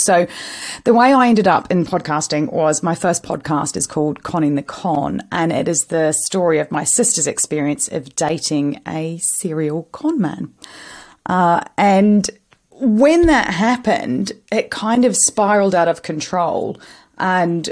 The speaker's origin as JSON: {"language": "English", "country": "New Zealand", "said": "I'm Kiwi"}